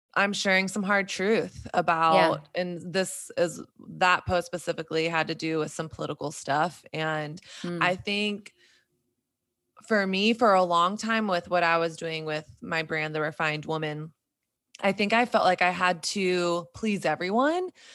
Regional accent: Southern Bible Belt, United States; moved away as an adult; now in New York City, United States; me growing up in Southern Bible Belt evangelical culture

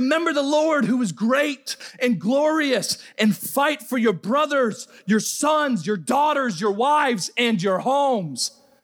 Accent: Rhode Island, United States; moved away as an adult; I'm from the Northeast, I'm from Rhode Island

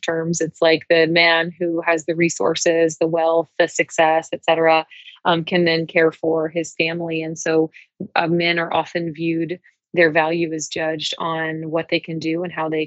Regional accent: the South, United States; growing up in the South, in the U.S.

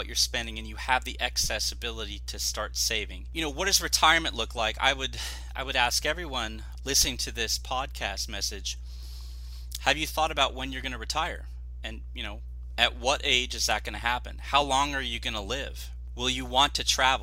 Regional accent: Orange County, Southern California, United States; I am born and raised in Southern California, Orange County

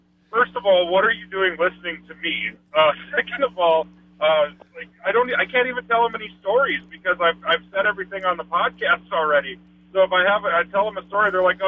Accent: North Dakota, United States; I'm from North Dakota

